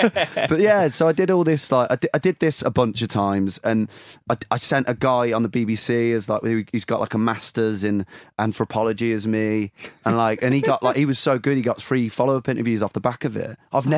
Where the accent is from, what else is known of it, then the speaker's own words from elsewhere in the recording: United Kingdom; I think that, the especially being a British, like, you just want to, like, you want to avoid awkwardness so much.